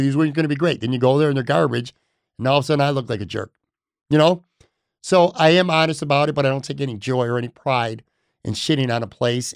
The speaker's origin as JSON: {"language": "English", "town": "Buffalo", "region": "New York", "country": "United States", "tie": "born or raised there", "said": "I grew up on Elmwood Avenue."}